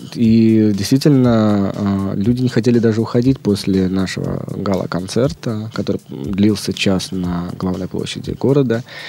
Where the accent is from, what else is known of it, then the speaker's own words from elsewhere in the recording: Leningrad Oblast, Russia; moved away as an adult; also born or lived in Moscow / Estonia / France; Я родился э, в Ленинградской области, но большую часть своей трудовой деятельности провел в Москве